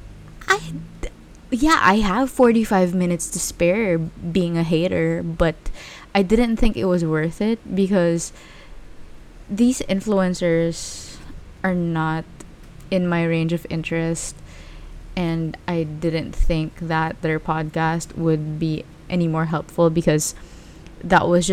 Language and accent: English; Philippines; like every other Filipino out there, I was raised Catholic